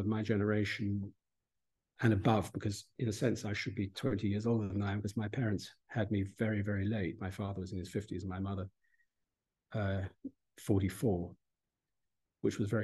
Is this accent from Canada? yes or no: no; United Kingdom; this is the country in which we grew up